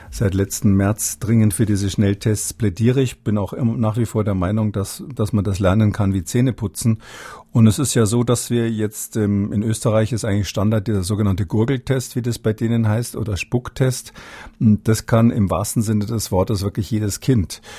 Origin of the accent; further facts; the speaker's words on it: Munich, Bavaria, Germany; now in Halle an der Saale, Germany; ich bin ursprünglich aus München, auch wenn meine Wahlheimat ja